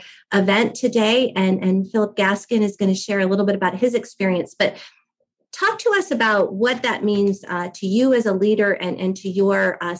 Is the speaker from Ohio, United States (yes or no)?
yes; Akron, Ohio, United States; I grew up in Akron, Ohio. So I'm a native Buckeye